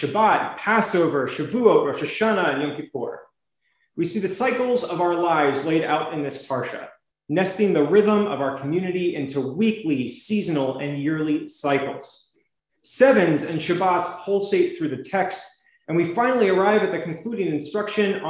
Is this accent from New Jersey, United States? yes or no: yes; New Jersey, United States; now in Richmond, United States; Growing up in South Jersey by a farmstead